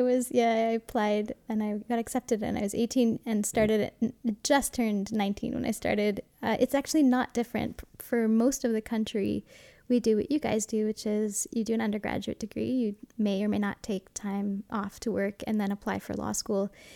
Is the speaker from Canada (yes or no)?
yes; Montreal, Quebec, Canada; moved away as an adult; I grew up in the West Island, not far from the airport